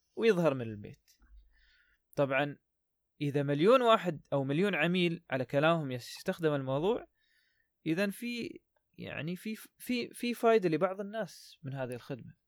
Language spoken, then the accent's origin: Arabic; United Arab Emirates; عندنا في الإمارات